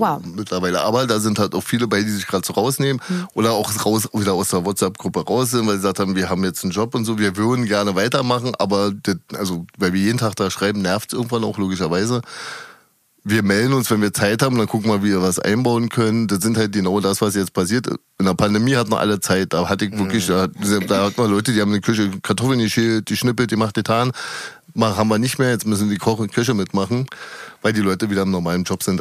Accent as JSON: {"language": "German", "region": "Berlin", "country": "Germany", "tie": "born or raised there", "said": "Ich bin geboren am 19. in Berlin-Prenzlauer Berg"}